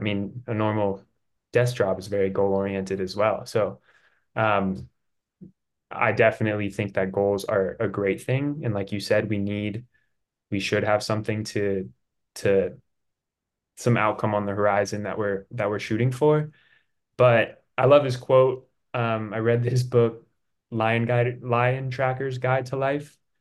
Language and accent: English; Durango, Colorado, United States; also born or lived in San Luis Obispo, California; I'm from Durango, Colorado